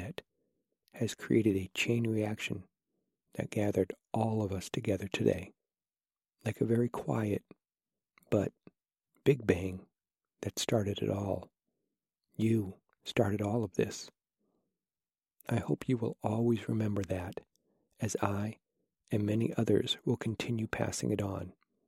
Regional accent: Nottingham, East Midlands, United Kingdom; accent: Nottinghamshire; Yes, I am from Nottingham. I actually really dislike my Nottinghamshire accent, as I think I sound a bit chavvy.

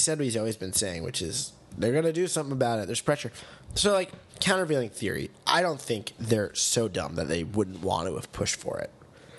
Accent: Queens, New York, United States; Well, it's a metaphor, I'm a guy from Queens and, like, I want to be part of Manhattan.

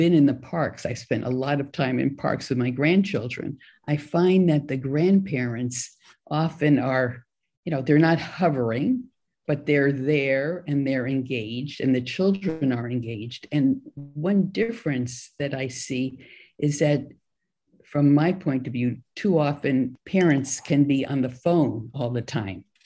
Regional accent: New York City, New York, United States; moved away as an adult; also born or lived in Korea; now in California, United States; Growing up in New York City to being out here in California

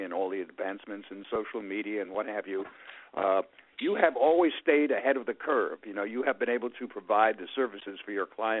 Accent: New York City, New York, United States; born or raised there

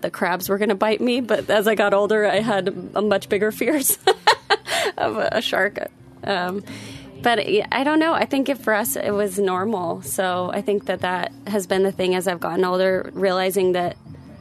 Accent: Salt Lake City, Utah, United States; we grew up in Salt Lake City, Utah

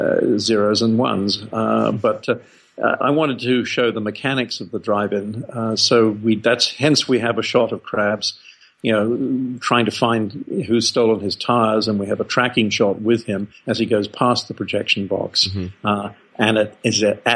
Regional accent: England, United Kingdom; moved away as an adult; now in Australia; I took a ship to Australia from England when I was 19. And in England, you know, being a cold and rainy place, there were no drive-ins

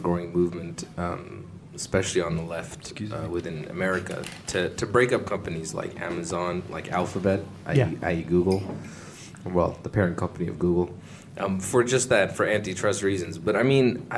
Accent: Pakistan; I am Pakistani

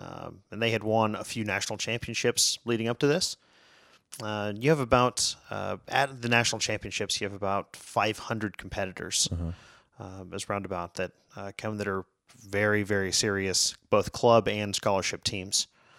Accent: McAllen, Texas, United States; now in Fort Worth, United States; From McAllen, Texas.

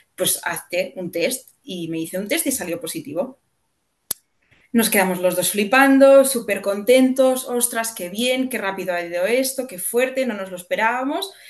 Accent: Catalonia, Spain; soy catalana

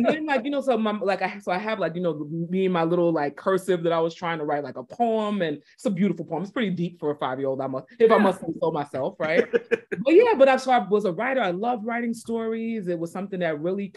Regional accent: New York City, New York, United States; moved away as an adult; also born or lived in East Texas / Boston area; So I grew up in Brooklyn

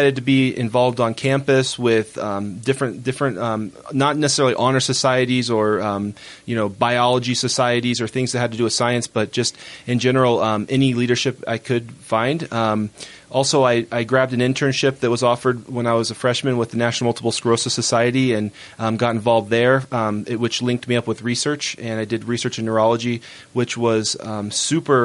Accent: Florida, United States; moved away as an adult; now in Utah, United States; being from Florida.

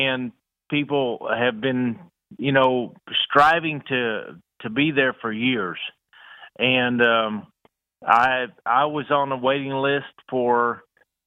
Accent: Houston, Texas, United States; I grew up in Houston

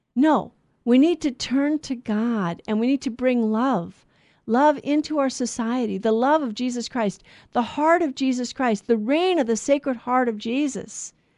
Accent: United States; we're American citizens

